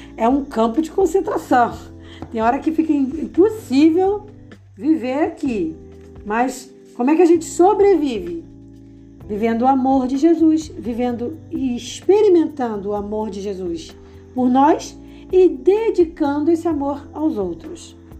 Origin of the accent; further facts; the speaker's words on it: Rio de Janeiro, Brazil; eu sou do Rio de Janeiro